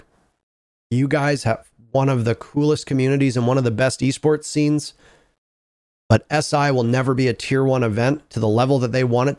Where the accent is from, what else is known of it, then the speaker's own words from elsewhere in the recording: Canada; Like, we are Canadians who grew up in the co